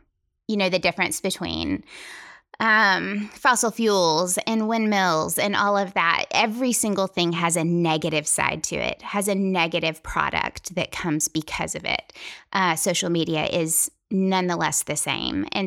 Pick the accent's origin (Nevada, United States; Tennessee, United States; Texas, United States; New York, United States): Tennessee, United States; I'm from Tennessee